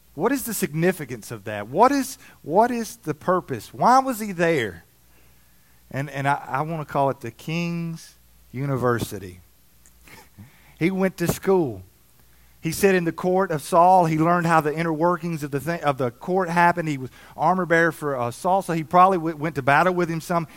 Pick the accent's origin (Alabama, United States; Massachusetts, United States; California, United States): Alabama, United States; moved away; I grew up in Alabama